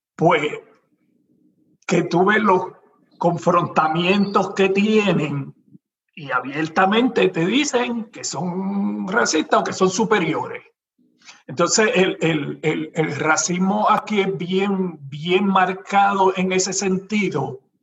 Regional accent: Puerto Rico; now in United States; todos somos una mezcla de, tres razas en Puerto Rico

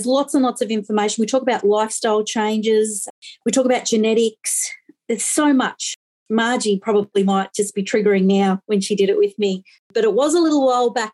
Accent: Victoria, Australia; also born or lived in Western Australia; I am from Victoria

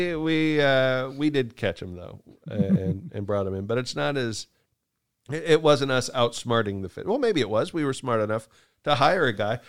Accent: Kansas, United States; when I was a kid in Kansas

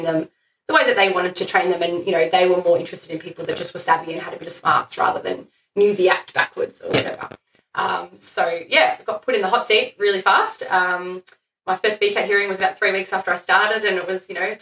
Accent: Shepparton, Victoria, Australia; I had ended up moving back to my hometown of Shepparton with my family

